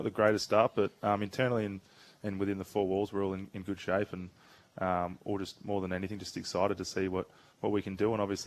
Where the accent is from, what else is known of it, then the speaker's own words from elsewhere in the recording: Perth, Western Australia, Australia; now in Melbourne, Australia; I grew up in Perth